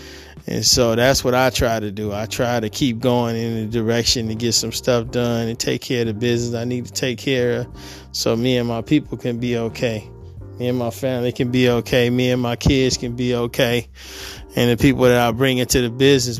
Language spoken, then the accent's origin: English; Detroit, Michigan, United States; moved away as an adult; now in California, United States; I am from Detroit, Michigan. I was born and raised there.